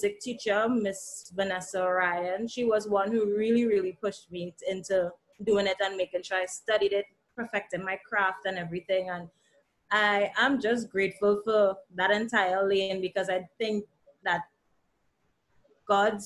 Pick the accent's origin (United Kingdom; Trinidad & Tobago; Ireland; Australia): Trinidad & Tobago; also born or lived in Antigua; now in Antigua and Barbuda; coming from Trinidad and Tobago, well, presently Antigua, but I'm originally from Trinidad and Tobago.